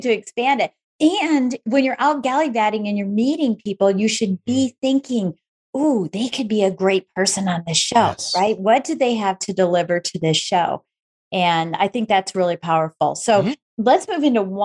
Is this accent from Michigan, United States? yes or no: yes; Michigan, United States; we're both from Michigan